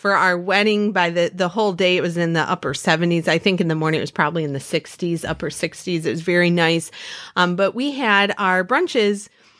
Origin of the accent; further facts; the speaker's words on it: Michigan, United States; we are from Michigan